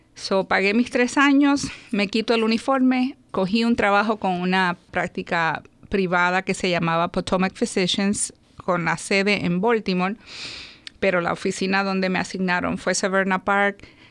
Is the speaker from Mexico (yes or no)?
no; Puerto Rico; also born or lived in New York, United States; me, crié en Puerto Rico